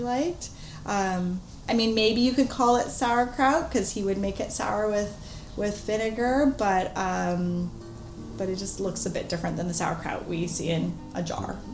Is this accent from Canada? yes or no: yes; Vancouver, British Columbia, Canada; I grew up in Vancouver